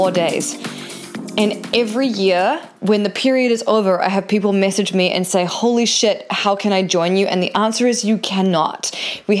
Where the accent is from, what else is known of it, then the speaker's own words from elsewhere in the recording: New Zealand; now in California, United States; I'm a New Zealander who lives in California